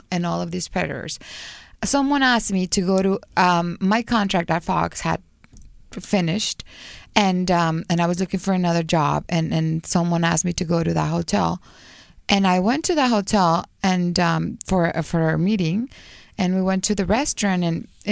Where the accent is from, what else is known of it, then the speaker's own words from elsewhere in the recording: Guadalajara, Jalisco, Mexico; English is a second language; I'm from Guadalajara